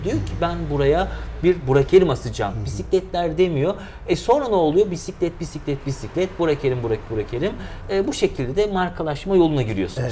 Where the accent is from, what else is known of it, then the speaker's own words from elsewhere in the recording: Eskişehir, Turkey; moved away as an adult; also born or lived in Aydın / İzmir; 1987 Eskişehir doğumluyum e, tüm eğitim, öğretimi Eskişehir'de tamamladım.